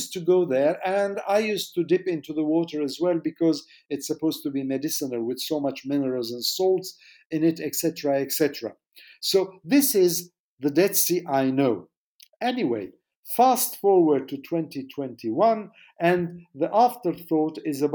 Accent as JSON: {"language": "English", "country": "Jordan", "tie": "born or raised there", "said": "I was born in Jordan."}